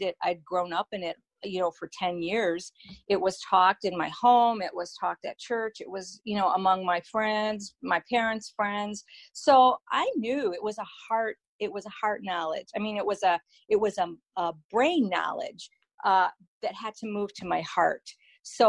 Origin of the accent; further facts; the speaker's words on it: East Coast, United States; I was born and raised on the East Coast